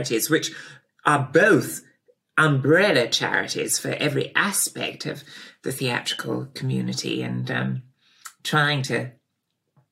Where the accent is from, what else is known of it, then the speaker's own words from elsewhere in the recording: Pangbourne, South East England, United Kingdom; also born or lived in Bradfield; my parents moved to Pangbourne when I was about five from Bradfield College